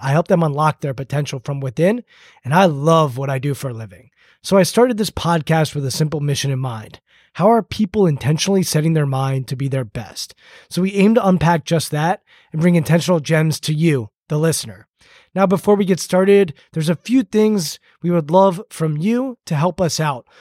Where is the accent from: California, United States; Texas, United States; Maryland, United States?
Maryland, United States; Bethesda; Bethesda, my hometown